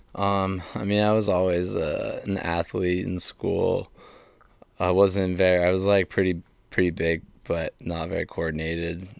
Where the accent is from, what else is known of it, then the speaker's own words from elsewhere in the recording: Saco, Maine, United States; also born or lived in Athens, Georgia; I'm from Saco. Saco, Maine